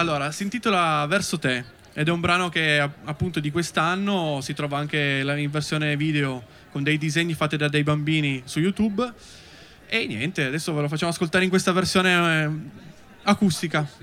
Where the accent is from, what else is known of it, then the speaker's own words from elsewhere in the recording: Bussoleno, Piedmont, Italy; Noi siamo di Bussoleno